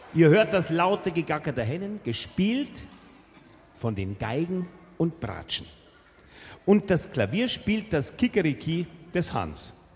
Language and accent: German; Munich, Bavaria, Germany; Bei uns in München